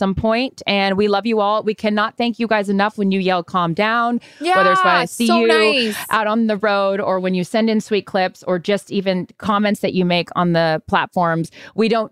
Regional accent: Seattle, Washington, United States; moved away; growing up in Seattle

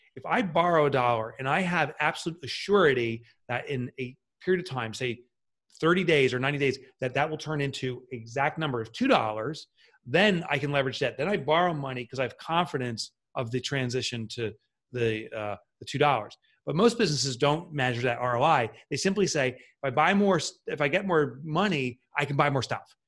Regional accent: Boonton, New Jersey, United States; I grew up in a, town called Boonton, New Jersey.

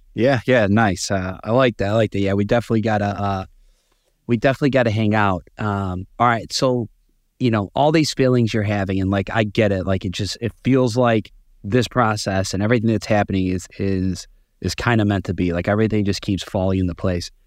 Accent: Chicago, Illinois, United States; moved away as an adult; now in New York, United States; I'm actually born and raised in Chicago

